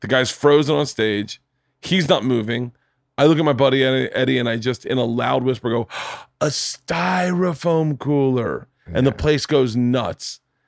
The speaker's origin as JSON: {"language": "English", "town": "Tampa", "region": "Florida", "country": "United States", "tie": "born or raised there", "moved": "yes", "said": "I grew up in Tampa."}